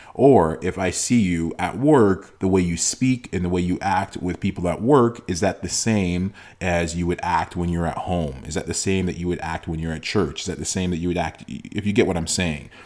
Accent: Toronto, Ontario, Canada; myself and my two siblings were born in Canada, in Toronto

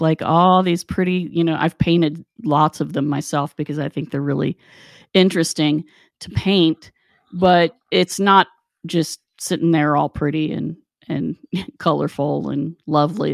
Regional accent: West Virginia, United States; moved away; growing up in West Virginia

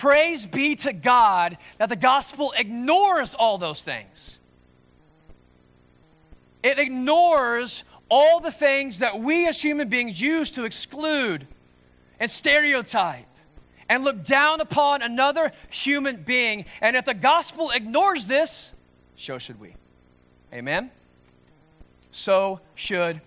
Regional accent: Norman, Oklahoma, United States; born and raised in Norman, Oklahoma, in the United States

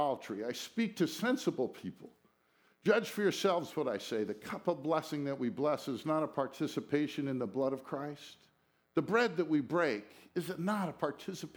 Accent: United States; We were raised in America.

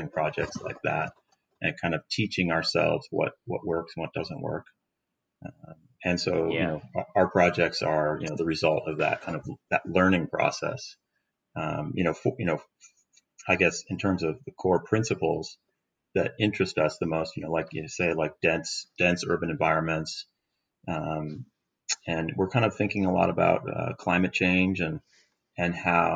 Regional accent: Seattle, Washington, United States; I'm from Seattle. I lived here my whole life

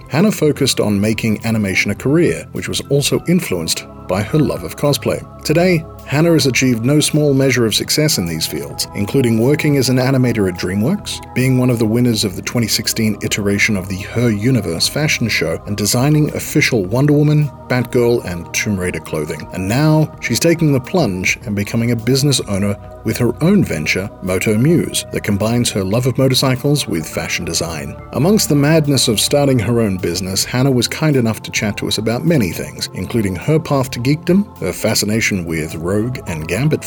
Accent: Australia; I grew up in Australia

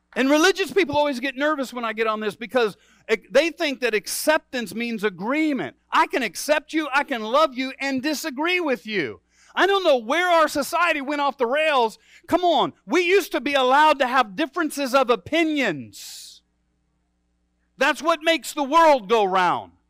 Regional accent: Midwest, United States; also born or lived in Michigan; for a Midwesterner

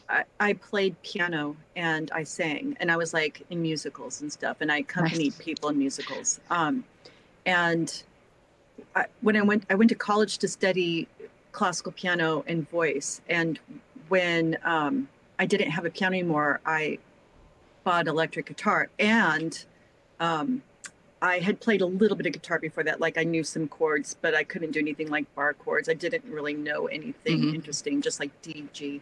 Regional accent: Midwest, United States; moved away; also born or lived in California / Seattle; I'm from the Midwest

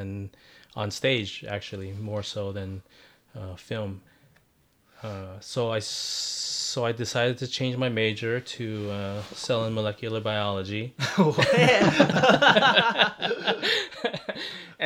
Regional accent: San Francisco, California, United States; also born or lived in El Paso, Texas; I was born in Texas, El Paso, but I grew up in San Francisco

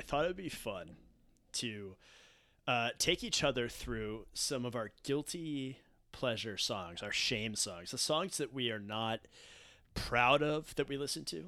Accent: Fairfield, Connecticut, United States; growing up in Fairfield, I was very sheltered

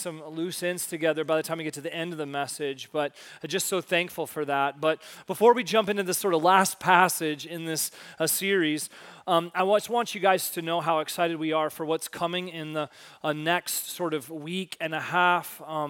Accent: Missouri, United States; now in Michigan, United States; I grew up not in Michigan. I grew up in a very small town sort of northeast of Kansas City, Missouri.

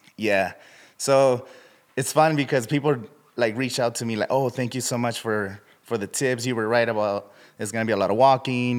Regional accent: Indio, California, United States; I'm from Indio, California.

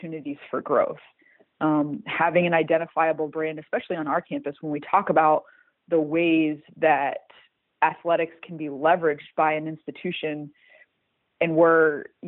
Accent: Midwest, United States; I'm from the Midwest

